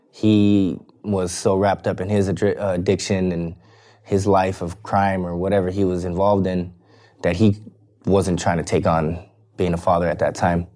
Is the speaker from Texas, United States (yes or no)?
no; Bakersfield, California, United States; I was born in Bakersfield, California